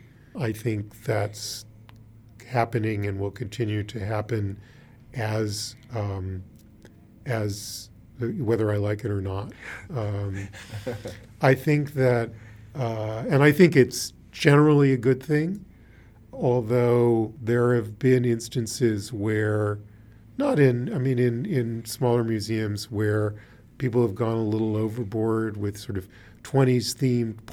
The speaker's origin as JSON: {"language": "English", "town": "Washington", "region": "District of Columbia", "country": "United States", "tie": "born or raised there", "said": "I grew up in Washington, D.C., and the first museum that I really got to know as a museum was the National Gallery"}